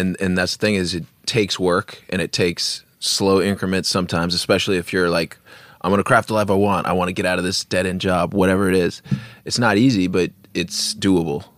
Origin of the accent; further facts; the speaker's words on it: Bremerton, Washington, United States; we're from Bremerton